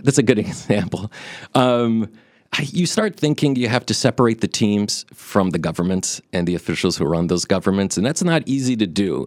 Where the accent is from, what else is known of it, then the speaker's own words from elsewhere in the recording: Brazil; I was born in Brazil